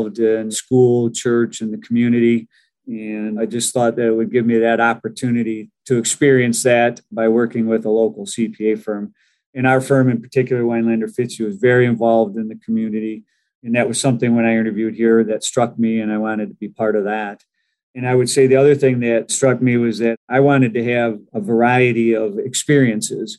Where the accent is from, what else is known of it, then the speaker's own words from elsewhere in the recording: Saginaw, Michigan, United States; I come from the Saginaw area, and I was pretty sure I wanted to stay in Michigan